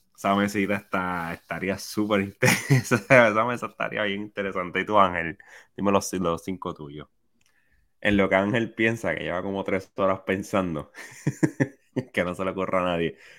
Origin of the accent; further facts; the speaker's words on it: Puerto Rico; yo como puertorriqueño